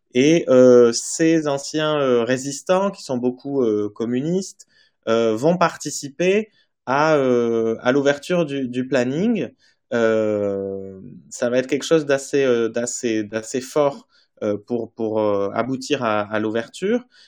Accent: Basque Country, Nouvelle-Aquitaine, France; je viens du Pays basque

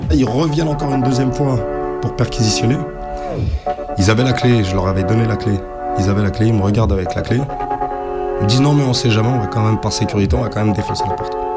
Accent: France; je suis né en France

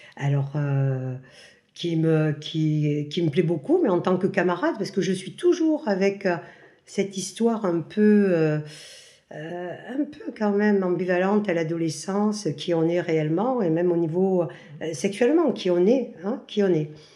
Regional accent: Marseille, Provence-Alpes-Côte d'Azur, France; moved away as an adult; now in Pont-en-Royan, France; je suis de Marseille, mais actuellement je vis depuis ce Covid à la campagne de Le Vercors, à Pont-en-Royan

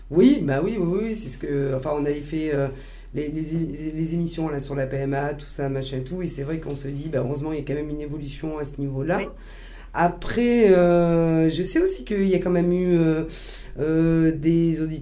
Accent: Lyon, Auvergne-Rhône-Alpes, France; Je viens d'où euh, De Lyon

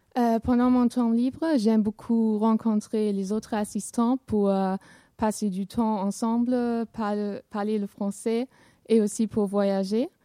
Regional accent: Essen, North Rhine-Westphalia, Germany; French is a second language; moved away as an adult; now in Rochefort, France; je viens de Essen qui se trouve à l'ouest de l'Allemagne, mais en ce moment j'habite à Rochefort

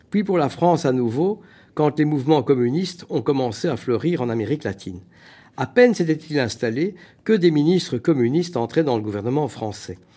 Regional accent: Schaerbeek, Brussels-Capital Region, Belgium; born there; Je suis né en Belgique, j'aurais donc pu être écrivain belge, ça aurait été tellement simple.

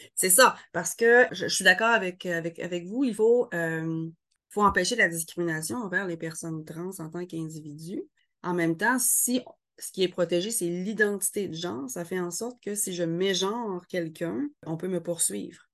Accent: Quebec, Canada; je suis québécoise

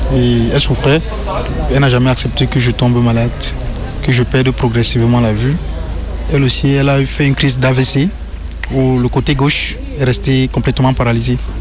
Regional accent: Cameroon; moved away as an adult; now in France; Je viens du Cameroun

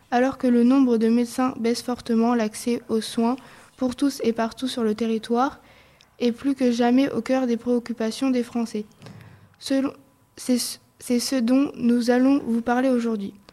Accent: Nogent-le-Rotrou, Centre-Val de Loire, France; je viens de Nogent-le-Rotrou.

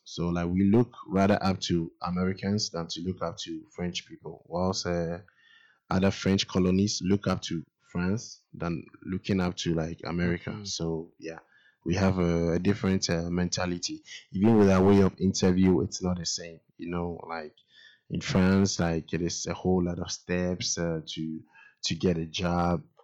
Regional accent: Ghana; I'm from Ghana, a country in West Africa

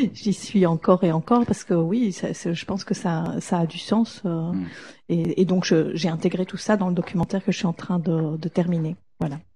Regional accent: Belgium; en tant que Belge

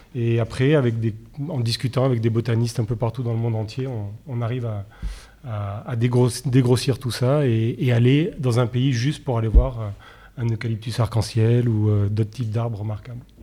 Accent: Nice, Provence-Alpes-Côte d'Azur, France; je suis niçois

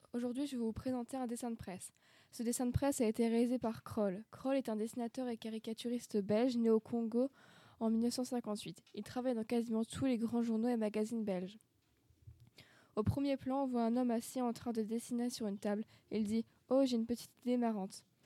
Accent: Brittany, France; je suis originaire de Bretagne, j'ai passé toute mon enfance.

